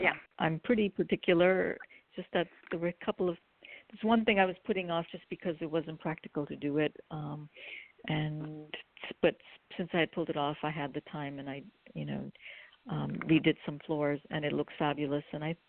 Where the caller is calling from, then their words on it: California, United States; I'm calling from California.